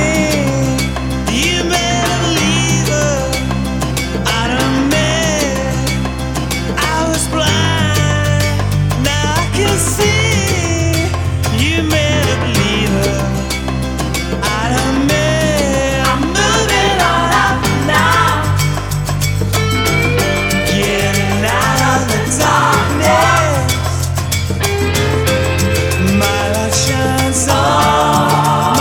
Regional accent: Saint-Étienne, Auvergne-Rhône-Alpes, France; I grew up in town in France, it's called Saint-Étienne.

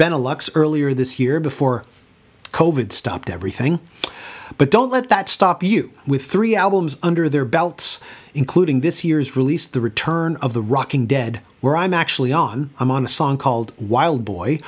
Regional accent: Toronto, Ontario, Canada; my hometown of Toronto, Canada

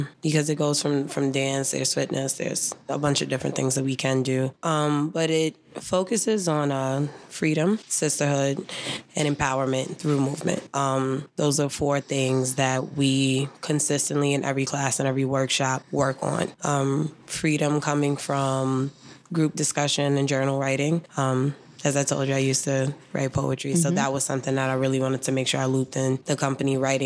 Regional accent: New York City, New York, United States; I grew up dancing in Harlem.

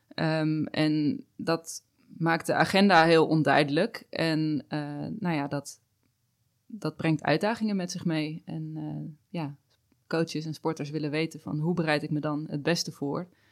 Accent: Netherlands; wij natuurlijk als Nederlanders

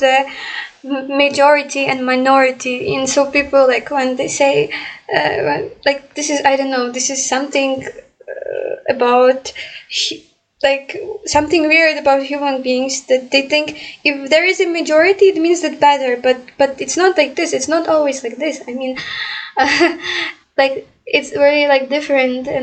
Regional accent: Ukraine; English is a second language; I'm from Ukraine

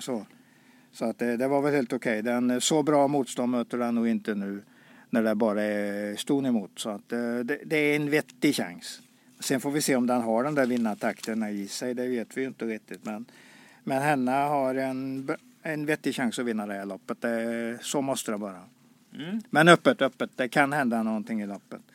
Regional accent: Karlsborg, Västra Götaland, Sweden; moved away; jag är född i Karlsborg

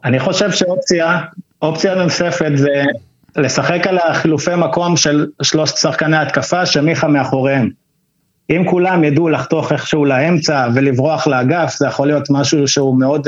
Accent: Mitzpe Ramon, Southern District, Israel; moved away as an adult; now in Kibbutz Na'an, Israel; אני במקור ממצפה רמון, ככה שבאר שבע תמיד הייתה העיר הגדולה שלנו

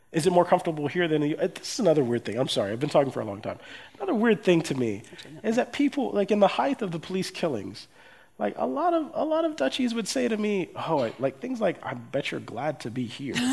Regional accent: Erlangen, Bavaria, Germany; born there; I was born in Germany, I was born in, in, a, in Erlangen, I was born to US parents, but, but I, I empathize with my Afro German friends

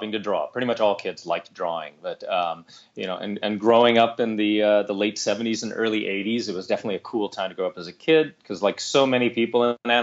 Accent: Santa Monica, California, United States; I grew up here in Southern California, specifically in Santa Monica, which is kind of the more the beach side of Los Angeles

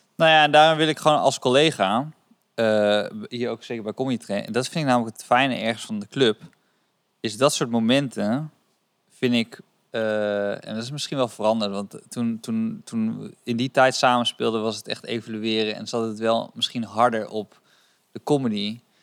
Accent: Rotterdam, South Holland, Netherlands; Ik kom ook uit Rot- Rotterdam

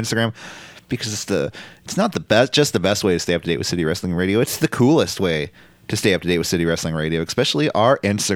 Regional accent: San Francisco, California, United States; Everybody affiliated with the show is all born and raised in San Francisco. Me, you

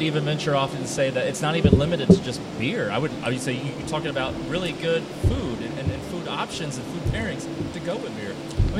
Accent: Tampa, Florida, United States; I'm born and raised in Florida, in Tampa, actually.

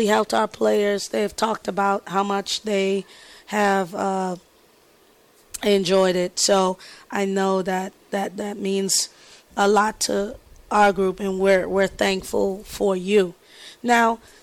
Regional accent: Bahamas; moved away; born and raised in the Bahamas.

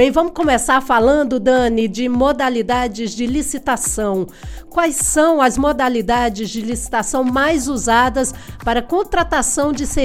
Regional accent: Recife, Pernambuco, Brazil; moved away; Nasci em Recife, sou pernambucana

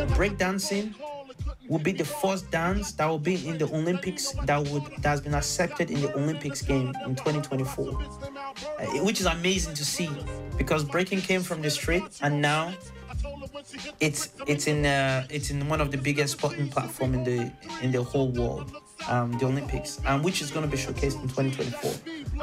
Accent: Carlow, Ireland; I grew up um, um, um, as half Nigerian and half Irish, uh, or Nigerian Irish

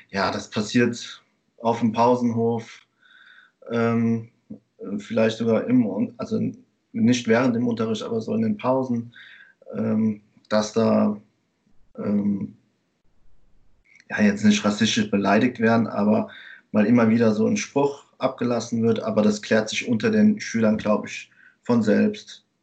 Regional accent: Germany; Ich lebe in Bulley an der Mosel. Ähm, ich bin in Deutschland geboren und aufgewachsen, ähm, bin verheiratet und habe eine Tochter.

